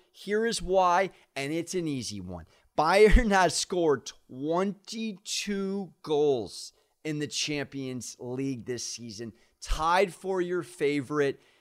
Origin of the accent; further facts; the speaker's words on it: San Diego, California, United States; I am from San Diego